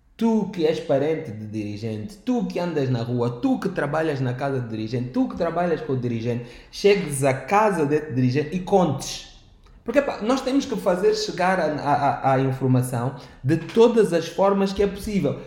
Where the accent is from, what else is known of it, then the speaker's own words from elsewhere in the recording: Angola; como jovens, como angolanos